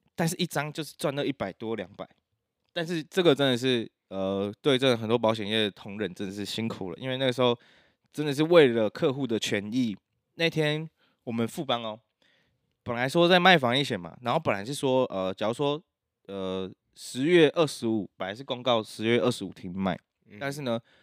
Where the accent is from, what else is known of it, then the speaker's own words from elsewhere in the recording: Taiwan; 就我们台湾人就自己骂爆